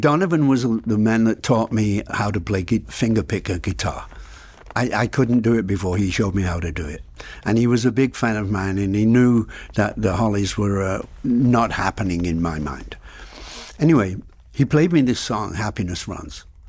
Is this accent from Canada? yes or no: no; Salford, North West England, United Kingdom; also born or lived in Blackpool; I was born in Blackpool. I lived, I lived in a s, uh, in Salford, which is a, one of the slums of England, which is a suburb of Manchester